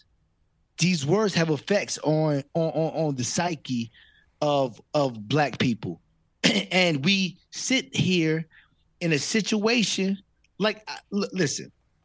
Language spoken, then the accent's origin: English; Virginia, United States; we grew up in Virginia